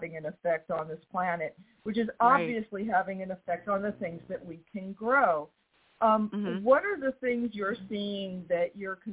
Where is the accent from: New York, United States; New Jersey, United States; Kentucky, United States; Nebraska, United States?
New York, United States; now in the South, United States; I'm from New York. I live in the South.